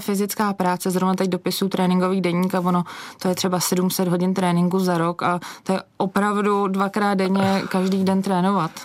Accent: Špindlerův Mlýn, Hradec Králové Region, Czechia; Já jsem vyrůstala ve Špindlu

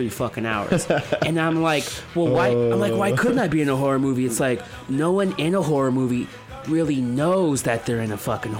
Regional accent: San Francisco, California, United States; I grew up in San Francisco

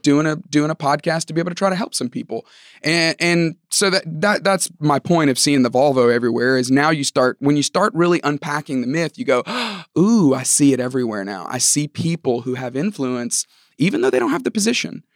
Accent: Tuscaloosa, Alabama, United States; moved away as an adult; also born or lived in Georgia; I grew up in Tuscaloosa, Alabama.

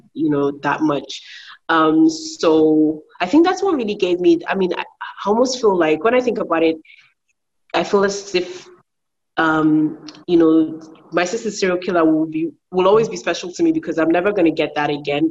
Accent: Nigeria; also born or lived in United Kingdom; I'm from uh, Nigeria as well. Um, also, I'm also British

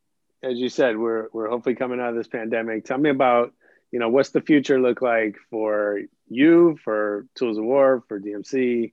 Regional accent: San Francisco, California, United States; I grew up in San Francisco

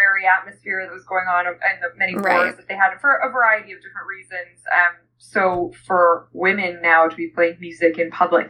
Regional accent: Canada; I'm Canadian

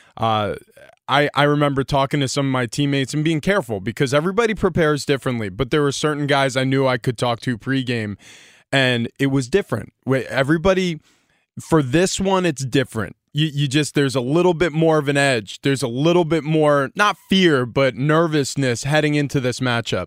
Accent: New York, United States; I grew up in New York

